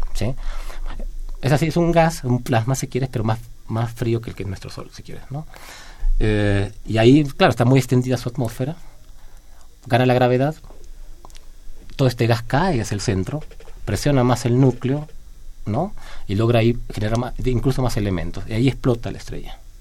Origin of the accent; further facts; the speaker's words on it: Argentina; now in Mexico; no soy de México, mi país original es de Argentina